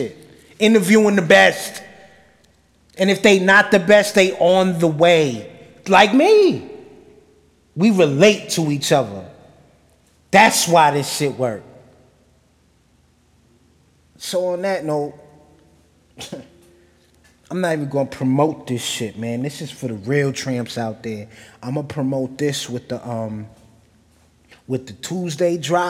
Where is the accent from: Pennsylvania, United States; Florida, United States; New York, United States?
New York, United States; New Rochelle; I'm from New Rochelle